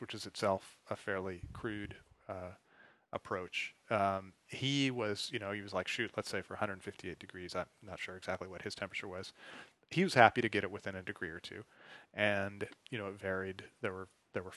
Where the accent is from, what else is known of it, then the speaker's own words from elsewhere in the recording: United States; I'm an American